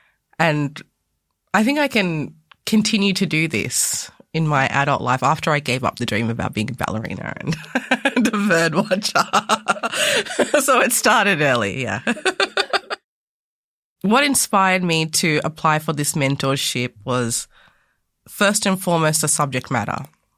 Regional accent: Australia; also born or lived in Ghana; So, a little bit about myself. I was born in Ghana in West Africa, and I came to Australia when I was 2.5.

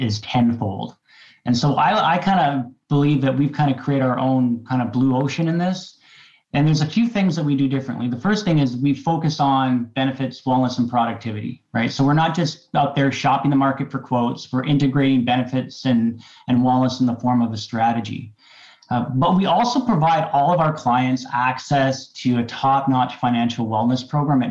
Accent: Qualicum Beach, British Columbia, Canada; We grew up in Qualicum Beach

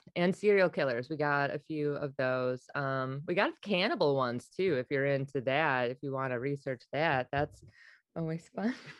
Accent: Wisconsin, United States; now in New York, United States; I'm originally from Wisconsin

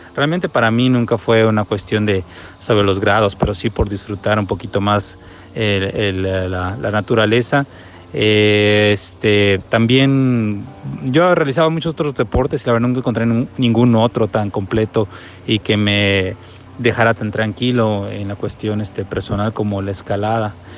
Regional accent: Mexico; de México

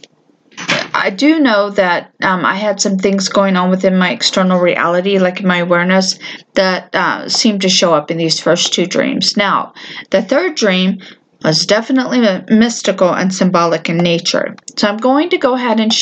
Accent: Florida, United States; moved away; I'm from Florida

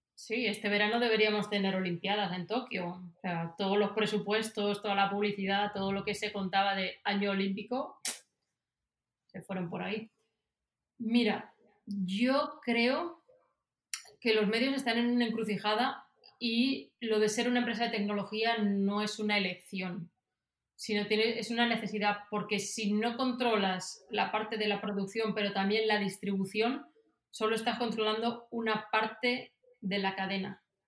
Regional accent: Spain; moved away as an adult; also born or lived in Silicon Valley; now in Miami, United States; yo también lo tengo como española

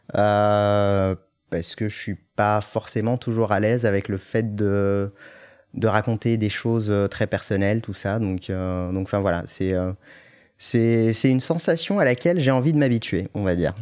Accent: Morocco; moved away as an adult; je, suis né, j'ai grandi au Maroc jusqu'à mes 18 ans et je suis venu après pour mes études sup

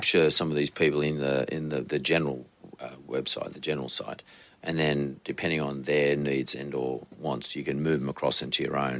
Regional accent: Sydney, New South Wales, Australia; I come from the west of Sydney. I grew up there. I left when I was 18.

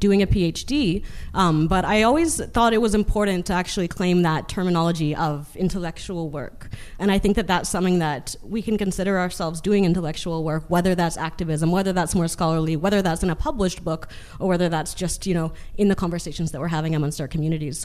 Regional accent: Winnipeg, Manitoba, Canada; moved away; I actually grew up in Winnipeg

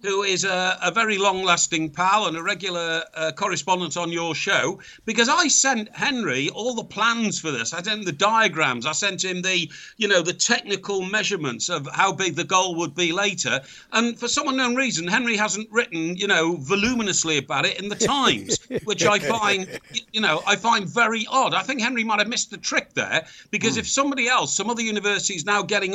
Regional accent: Chester, North West England, United Kingdom; I come from Chester

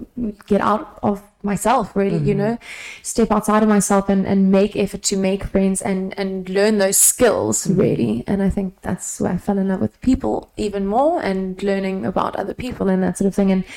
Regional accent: South Africa; now in London, United Kingdom; from South Africa

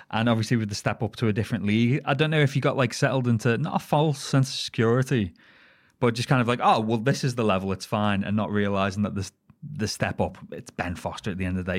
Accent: the Wirral, North West England, United Kingdom; moved away; I am from the Wirral, the Wirral Peninsula, the Pleasure Peninsula

